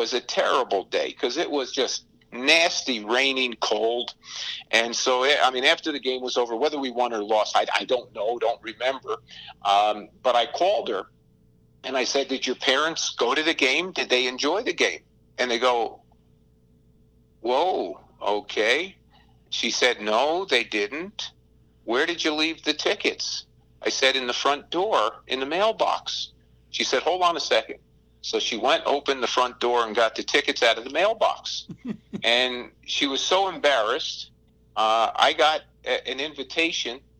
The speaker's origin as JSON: {"language": "English", "country": "United States", "tie": "born or raised there", "also_born_or_lived": "Edmonton, Canada", "moved": "yes", "lives_now": "Calgary, Canada", "said": "I'm an American by birth, a Canadian by choice"}